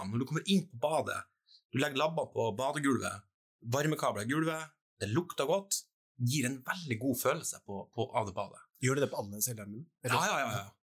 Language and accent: Norwegian; Trøndelag, Norway; accent: Trøndersk; Og så prater jeg faktisk trøndersk, ja.